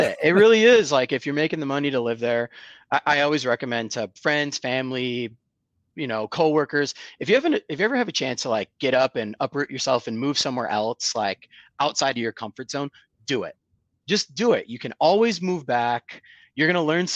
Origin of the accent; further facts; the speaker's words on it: Rochester, New York, United States; moved away as an adult; also born or lived in Bloomington, Indiana / Chicago / San Diego / Orange County, California; now in Charlotte, United States; born and raised in upstate New York. I'm from Rochester, New York.